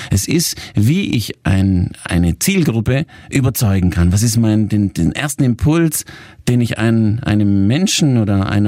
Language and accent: German; Italy; Ihr müsst euch vorstellen, ich bin Italiener, ich habe mich auch immer sehr italienisch gekleidet mit meinen talierten Anzügen.